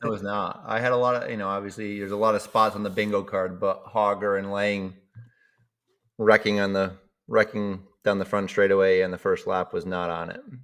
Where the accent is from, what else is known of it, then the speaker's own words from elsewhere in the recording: Cheshire, Massachusetts, United States; moved away as an adult; now in Sweden; growing up in Cheshire, Mass